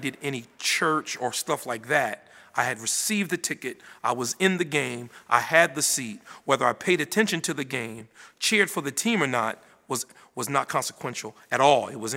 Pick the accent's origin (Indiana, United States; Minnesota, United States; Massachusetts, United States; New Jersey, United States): New Jersey, United States; Paterson; I was born in Paterson, New Jersey. It's North Jersey, north of here, about 90 miles. And I was born and raised there